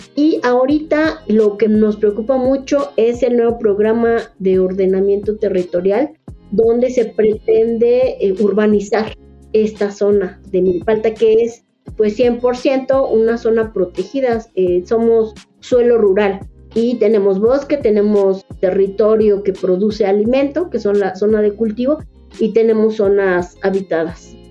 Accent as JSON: {"language": "Spanish", "region": "Mexico City", "country": "Mexico", "tie": "born or raised there", "said": "yo soy originaria de Milpalta, soy hija de comunero y pues desde que era niña he estado viviendo los procesos de defensa de la comunidad"}